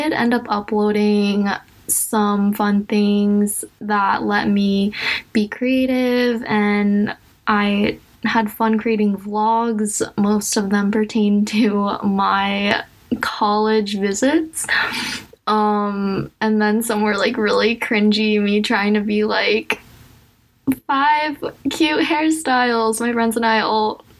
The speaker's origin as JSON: {"language": "English", "country": "United States", "said": "I'm also Asian American. I'm adopted"}